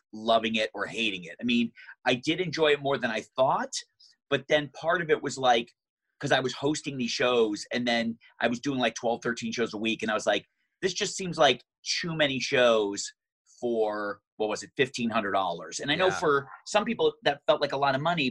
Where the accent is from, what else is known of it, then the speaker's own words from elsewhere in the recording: Michigan, United States; also born or lived in San Francisco; now in Los Angeles, United States; I was back in Michigan in my hometown